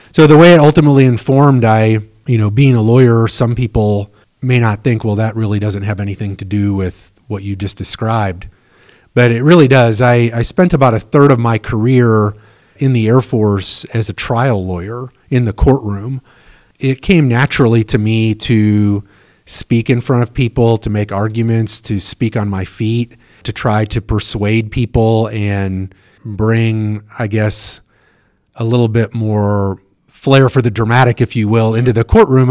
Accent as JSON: {"language": "English", "town": "Chenoa", "region": "Illinois", "country": "United States", "tie": "born or raised there", "also_born_or_lived": "Chicago, Illinois", "moved": "as an adult", "said": "growing up in Shinoa"}